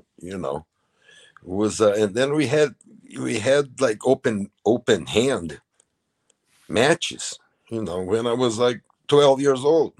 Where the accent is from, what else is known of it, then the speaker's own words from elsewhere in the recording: Rio de Janeiro, Brazil; moved away as an adult; also born or lived in New York / Alaska; now in United States; I was born in Rio, you know, in Ipanema, Copacabana, that area. And, you know, we grew up with surfing and beaching